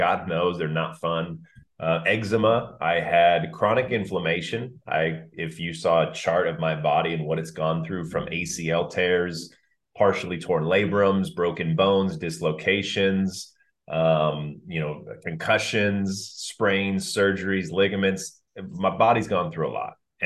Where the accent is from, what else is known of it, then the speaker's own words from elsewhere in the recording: Orange County, California, United States; growing up in Orange County